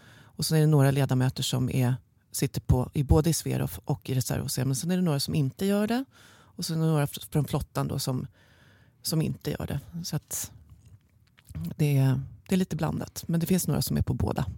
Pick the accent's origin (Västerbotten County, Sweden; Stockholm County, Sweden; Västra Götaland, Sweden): Stockholm County, Sweden; Stockholm; Jag är från Stockholm, från en liten del i, i Bromma kommer jag ifrån ursprungligen